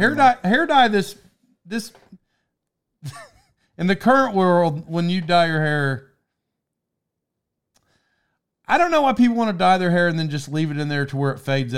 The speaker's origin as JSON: {"language": "English", "town": "Locust Grove", "region": "Oklahoma", "country": "United States", "tie": "born or raised there", "said": "Growing up in Locust Grove, my dad worked in the industrial park in like Pryor, Oklahoma."}